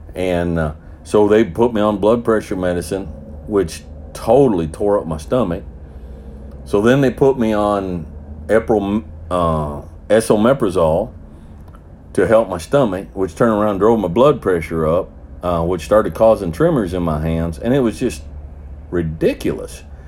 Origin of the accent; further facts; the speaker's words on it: the South, United States; I'm a Southerner